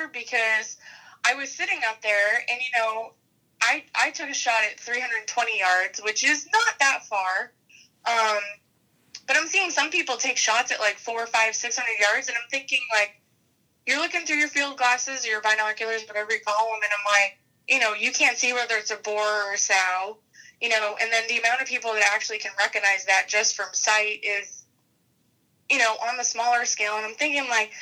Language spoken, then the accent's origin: English; Northern Maine, United States; moved away as an adult; also born or lived in Massachusetts / Pennsylvania; now in Oregon, United States; I'm from Northern Maine